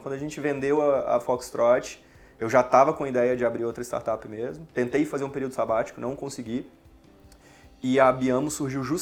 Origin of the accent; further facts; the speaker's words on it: Diamantina, Minas Gerais, Brazil; moved away as an adult; É, bom, eu sou de Diamantina, né, nascido e criado. É, até os meus 18 anos eu estava lá e eu queria fazer alguma coisa diferente.